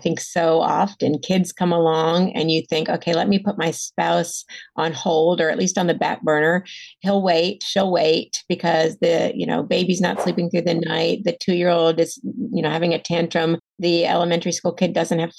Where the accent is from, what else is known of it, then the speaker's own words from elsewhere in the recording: the South, United States; also born or lived in Atlanta; I felt like a fraud as a Southerner